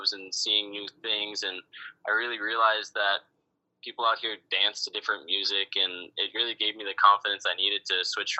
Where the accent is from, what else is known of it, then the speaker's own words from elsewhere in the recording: San Diego, California, United States; moved away as an adult; also born or lived in Los Angeles, California; now in Miami, United States; I grew up in San Diego, California